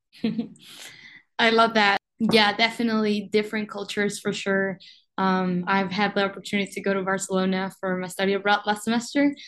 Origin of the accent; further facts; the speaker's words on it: Uruguay; now in Rochester, United States; I was born and raised in Uruguay